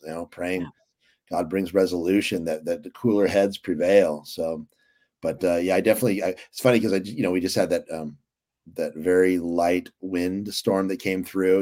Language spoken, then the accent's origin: English; California, United States; we're Californians